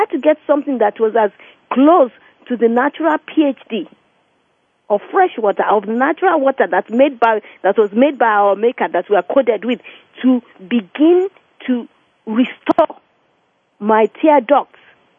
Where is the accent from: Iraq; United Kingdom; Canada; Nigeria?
Nigeria; born or raised there; now in New Jersey, United States